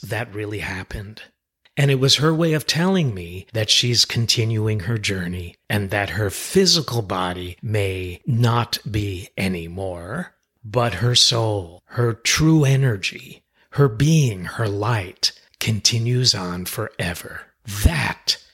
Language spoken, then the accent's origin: English; Westchester, New York, United States; the house where we were raised in Westchester, New York